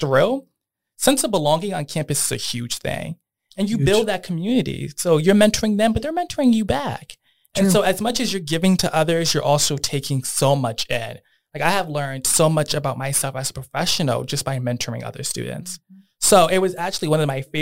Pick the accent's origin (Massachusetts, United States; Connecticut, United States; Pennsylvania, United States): Connecticut, United States; Bridgeport; I grew up in Bridgeport